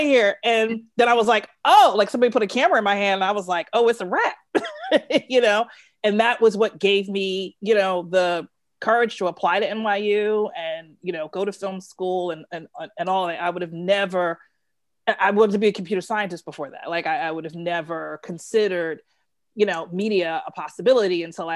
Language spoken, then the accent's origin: English; New York City, New York, United States; I'm from Brooklyn.